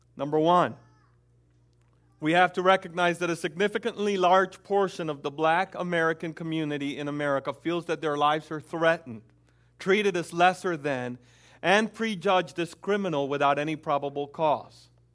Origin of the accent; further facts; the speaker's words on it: Dominican Republic; moved away; also born or lived in Puerto Rico; I am Dominican, and I, I grew up in the Dominican home